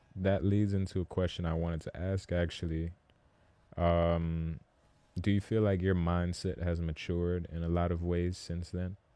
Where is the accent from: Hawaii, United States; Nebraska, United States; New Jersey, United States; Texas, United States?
New Jersey, United States; Rosa Parks; I'm actually from Rosa Parks. Like, I lived most of my childhood there